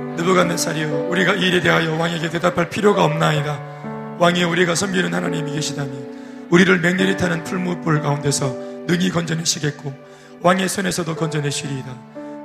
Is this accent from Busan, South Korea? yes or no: no; Daegu, South Korea; 저는 정말 대구에서 컸지만, 도시에서 컸지만, 대도시, 대도시죠, 대구가.